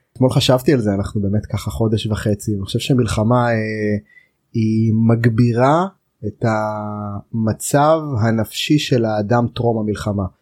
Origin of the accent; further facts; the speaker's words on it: Israel; אנחנו ישראלים היהודים